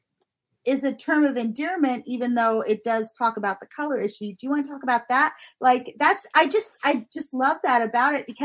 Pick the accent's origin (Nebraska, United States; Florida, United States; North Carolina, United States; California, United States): California, United States; Southern; moved away; also born or lived in Houston; I grew up in SoCal